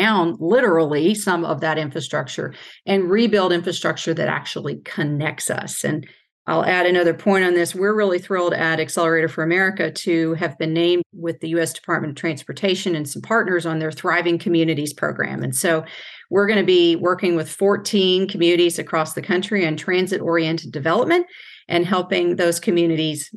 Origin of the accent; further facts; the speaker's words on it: Louisville, Kentucky, United States; I'm a girl from Louisville, Kentucky